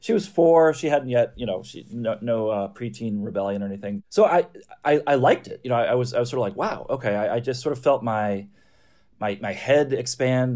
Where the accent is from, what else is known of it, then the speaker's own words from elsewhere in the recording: Midwest, United States; I grew up in the Midwest